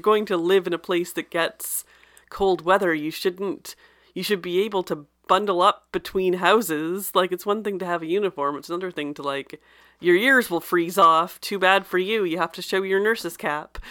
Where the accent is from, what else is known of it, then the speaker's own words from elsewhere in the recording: Canada; I'm Canadian